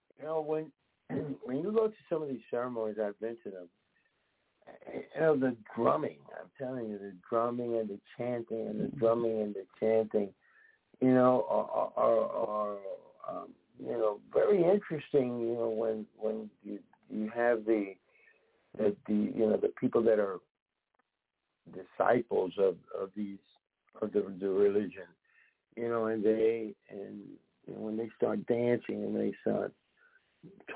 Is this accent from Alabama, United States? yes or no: no; New York, United States; also born or lived in Puerto Rico; now in New Jersey, United States; a Puerto Rican, grew up in the South Bronx